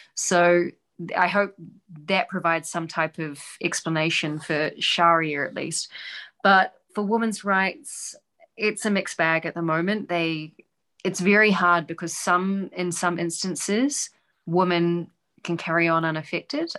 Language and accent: English; New Zealand; now in Doha, Qatar; I'm a New Zealander